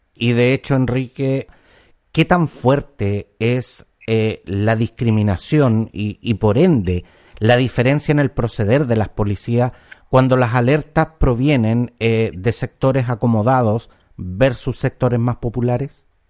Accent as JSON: {"language": "Spanish", "country": "Chile", "said": "somos todos chilenos"}